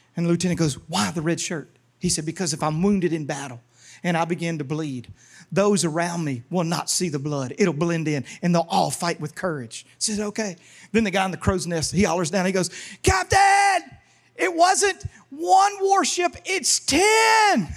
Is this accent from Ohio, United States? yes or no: no; Louisiana, United States; moved away; I was raised in Louisiana and went to public school